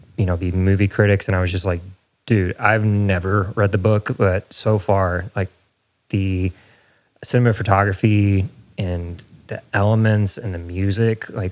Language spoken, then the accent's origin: English; Indiana, United States; now in Nashville, United States; I grew up in Indiana